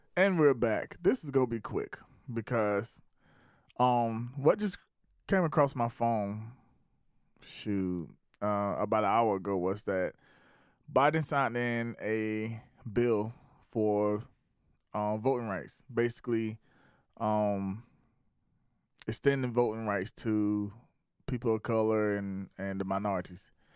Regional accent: South Carolina, United States; also born or lived in Atlanta; I was born and raised in South Carolina.

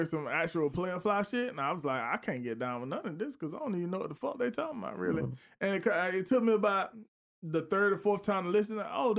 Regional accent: the South, United States; I'm from the South.

